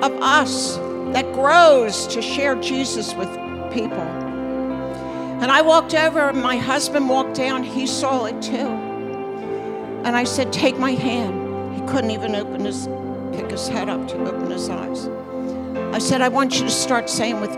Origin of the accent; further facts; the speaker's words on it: Bucks County, Pennsylvania, United States; moved away as an adult; now in New Jersey, United States; We grew up in Bucks County, Pennsylvania. We grew up there where it was very peaceful